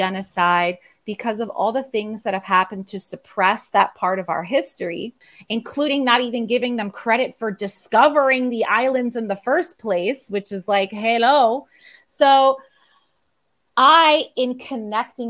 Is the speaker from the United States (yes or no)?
yes; United States; moved away as an adult; now in Puerto Rico; I am originally from the Puerto Rico diaspora. I grew up in New Jersey, New York area.